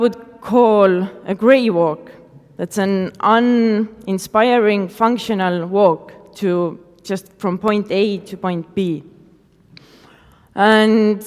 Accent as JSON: {"language": "English", "town": "Tartu", "region": "Tartu County", "country": "Estonia", "tie": "born or raised there", "said": "I started to invite more artists to my hometown. And that's how Stencibility Street Art Festival was born."}